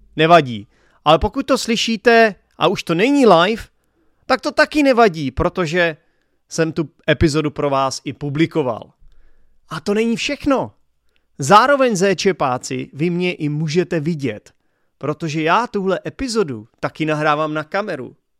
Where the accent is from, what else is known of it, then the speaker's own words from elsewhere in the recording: Czechia; first language Czech; my Češi